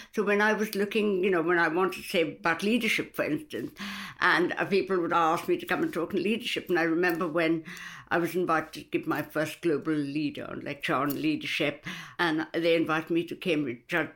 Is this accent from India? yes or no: yes; India; now in United Kingdom; I came from India many, many years ago, where I came up in a family where women didn't really work.